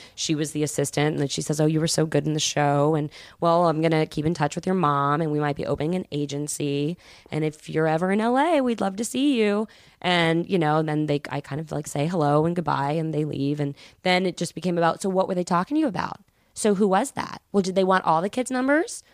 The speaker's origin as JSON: {"language": "English", "town": "Atlanta", "region": "Georgia", "country": "United States", "said": "I was from Atlanta"}